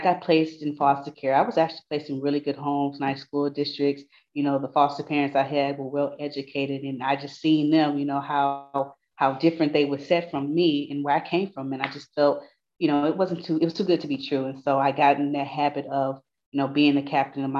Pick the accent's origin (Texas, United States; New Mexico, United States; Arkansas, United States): Texas, United States; Houston; I'm from Houston, Texas. I turn 31 tomorrow, but I'm from Fifth Ward